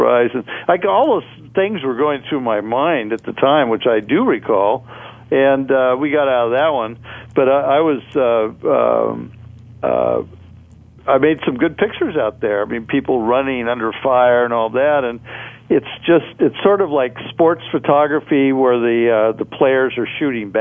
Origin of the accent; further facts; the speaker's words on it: Oregon, United States; I come from Oregon